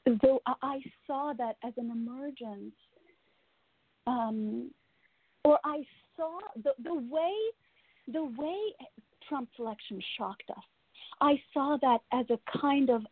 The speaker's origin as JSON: {"language": "English", "country": "Russia", "tie": "born or raised there", "moved": "yes", "said": "I was born and raised in Russia"}